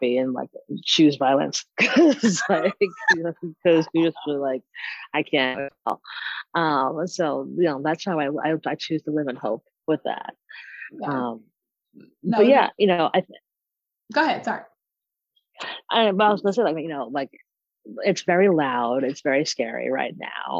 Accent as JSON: {"language": "English", "region": "New York", "country": "United States", "said": "as a New Yorker"}